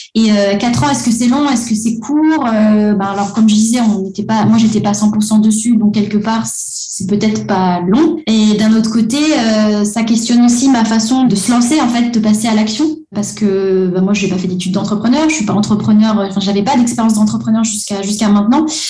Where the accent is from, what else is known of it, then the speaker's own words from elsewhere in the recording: Antananarivo, Analamanga, Madagascar; moved away as an adult; now in France; moi, j'ai grandi à Madagascar, comme Oug, mais depuis une dizaine d'années, j'habite en France